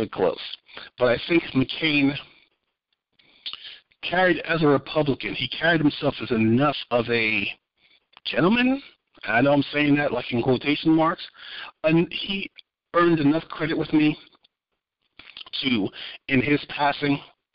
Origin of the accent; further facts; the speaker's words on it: New York, United States; moved away; another friend who we grew up with back in New York